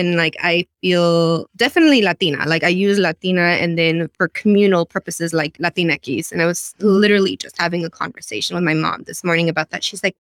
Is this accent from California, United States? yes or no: yes; Los Angeles, California, United States; moved away as an adult; now in Seattle, United States; born and raised in Los Angeles. Los Angeles, California, super diverse city, and not really understanding where I fit the line, because my dad is Mexican but born in the US, and my mom is from Guatemala, born